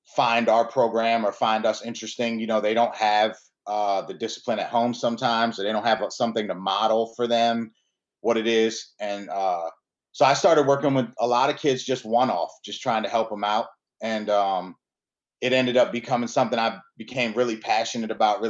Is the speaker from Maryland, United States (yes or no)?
yes; Aberdeen, Maryland, United States; also born or lived in Milwaukee, Wisconsin; I grew up in Maryland. Since I was born in Milwaukee, Wisconsin, but I moved out here with my parents when I was 3 years old. I grew up about 20 minutes outside of the city, in Aberdeen